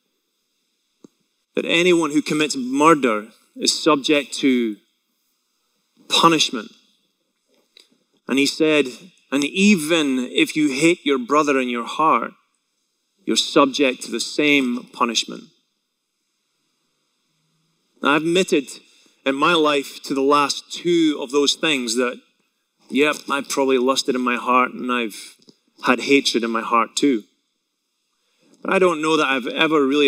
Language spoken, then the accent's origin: English; Scotland, United Kingdom; moved away; I grew up in Scotland, as most of you know, if you haven't been able to tell by my accent alone